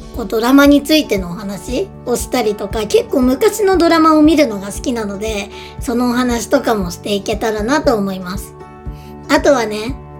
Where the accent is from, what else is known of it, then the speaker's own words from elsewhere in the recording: northern Japan, Japan; 北国で生まれ育っていて、都会じゃなかったので、こう結構車文化な地域だったんですね。